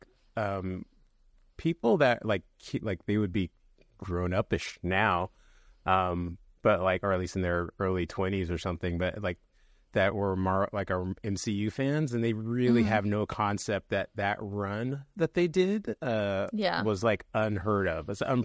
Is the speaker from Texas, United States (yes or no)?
no; California, United States; I'm from San Francisco Bay Area. And when I was growing up, like, the Warriors just were historically terrible.